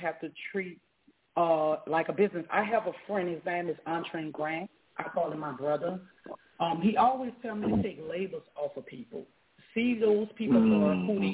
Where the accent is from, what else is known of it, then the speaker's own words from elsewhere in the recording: Louisiana, United States; also born or lived in South Dallas, Texas; now in Dallas, United States; although I'm born and raised in Louisiana, I've been out here 17 years, I rep Bond Farm, South Dallas